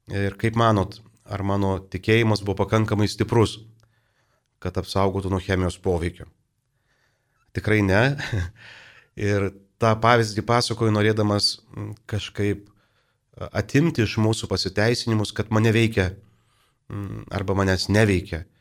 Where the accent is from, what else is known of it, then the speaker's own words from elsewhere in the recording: Lithuania; mes lietuviai kažkaip turim truputį keistą požiūrį į vaistą.